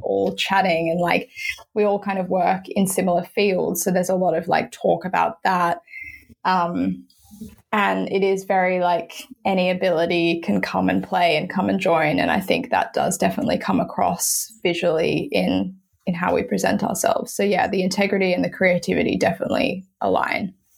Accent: Sydney, New South Wales, Australia; moved away as an adult; now in London, United Kingdom; Yes, I'm originally from Sydney, grew up on the North Shore, um, northern beaches of Sydney.

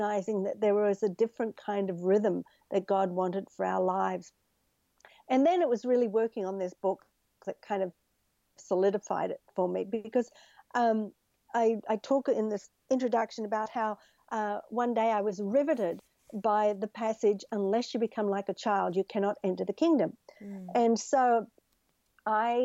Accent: Australia; now in United States; I grew up in Australia, which is a much more relaxed culture.

